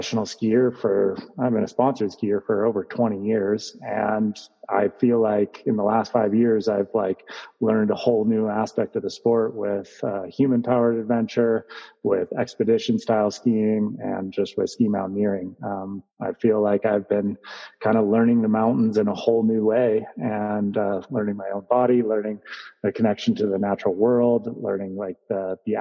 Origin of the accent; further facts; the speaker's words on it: Santa Cruz, California, United States; I grew up in Santa Cruz, California